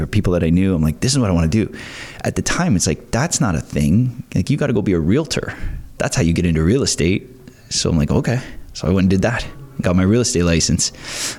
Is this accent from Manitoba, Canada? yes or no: no; Pickering, Ontario, Canada; moved away as an adult; also born or lived in Scarborough / Brighton; now in Prince Edward County, Canada; I grew up in Pickering. So I was born in Scarborough, raised in Pickering